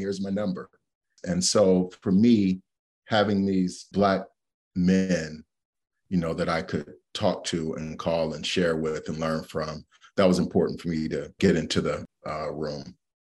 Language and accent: English; Cleveland, Ohio, United States; I'm from Cleveland.